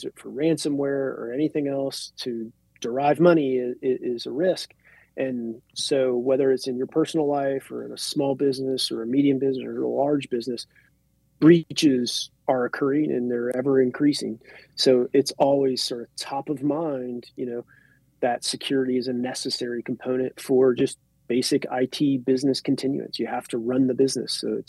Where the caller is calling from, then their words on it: Ohio, United States; I'm dialing in from Ohio.